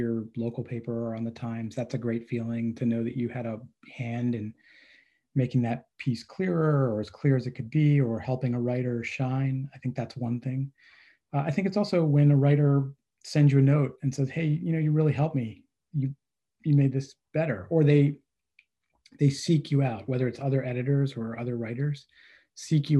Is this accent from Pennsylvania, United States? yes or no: yes; State College, Pennsylvania, United States; now in New Jersey, United States; I grew up in State College, so it's been since I can remember